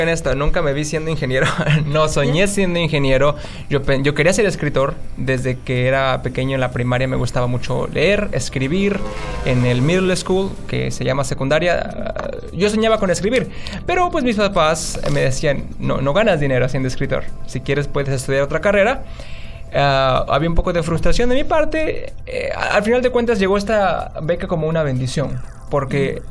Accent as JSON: {"language": "Spanish", "town": "San Juan del Río", "region": "Querétaro", "country": "Mexico", "tie": "born or raised there", "moved": "as an adult", "lives_now": "Seattle, United States", "said": "soy de México, de una ciudad muy pequeña del estado de Querétaro llamado San Juan del Río. Es una ciudad pues humilde, no tiene muchos medios de trabajo y ahí crecí"}